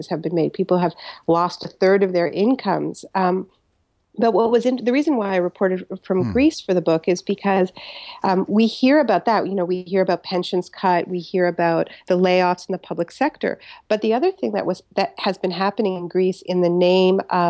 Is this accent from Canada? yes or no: yes; Canada; I'm Canadian